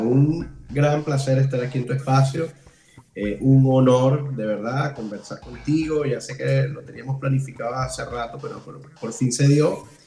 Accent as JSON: {"language": "Spanish", "town": "Ciudad Guayana", "region": "Bolívar", "country": "Venezuela", "tie": "born or raised there", "also_born_or_lived": "Caracas, Venezuela", "moved": "as an adult", "lives_now": "Ireland", "said": "yo me crié en, entre Puerto Ordaz y San Félix, viví muchos muchos años en San Félix"}